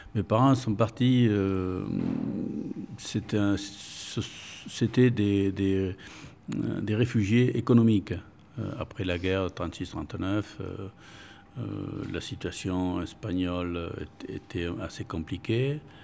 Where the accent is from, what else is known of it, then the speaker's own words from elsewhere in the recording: Bordeaux, Nouvelle-Aquitaine, France; first language Spanish; French is a second language; Je suis né à Bordeaux.